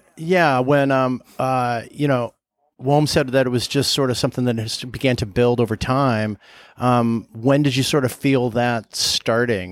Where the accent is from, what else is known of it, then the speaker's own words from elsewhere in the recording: Southern California, United States; I'm from Southern California